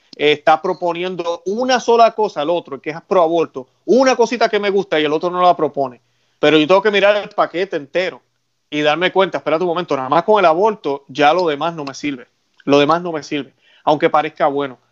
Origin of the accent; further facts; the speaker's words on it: Puerto Rico; yo que soy puertorriqueño